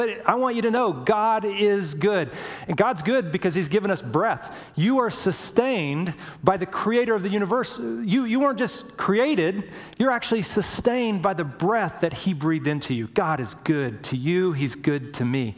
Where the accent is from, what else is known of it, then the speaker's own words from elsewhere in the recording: Alabama, United States; moved away; I was a boy from Indiana, or I mean from Alabama, grew up in Alabama